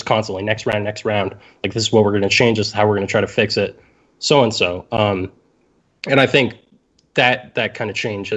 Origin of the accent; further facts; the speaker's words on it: Canada; I'm Canadian